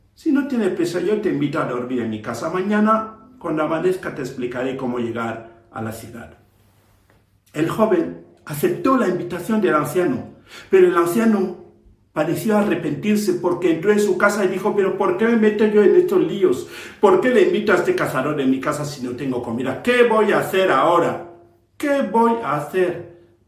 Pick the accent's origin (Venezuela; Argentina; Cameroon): Cameroon; Soy de Camerún, de África